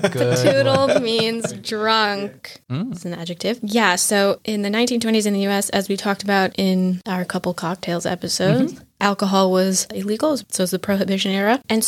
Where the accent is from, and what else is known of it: United States; born or raised there